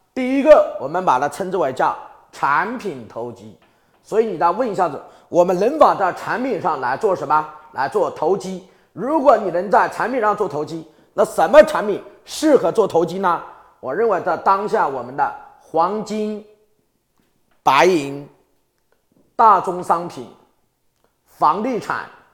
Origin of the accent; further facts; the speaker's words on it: Hubei, China; 我的老家在湖北